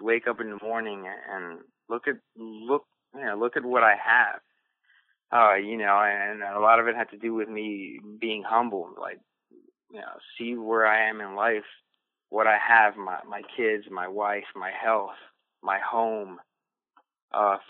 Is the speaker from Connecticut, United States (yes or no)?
no; Silver Spring, Maryland, United States; I went down to where I grew up, and I showed my kids around the area down in Silver Spring, Maryland